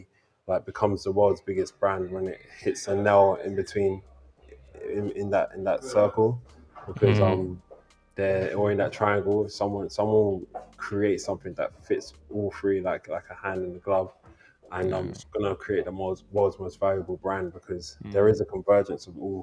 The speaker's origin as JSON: {"language": "English", "region": "London", "country": "United Kingdom", "said": "I'm from London"}